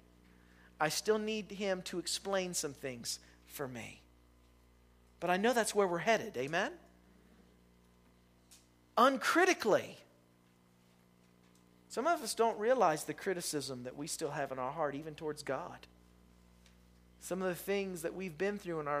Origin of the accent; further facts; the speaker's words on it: West Virginia, United States; I'm from West Virginia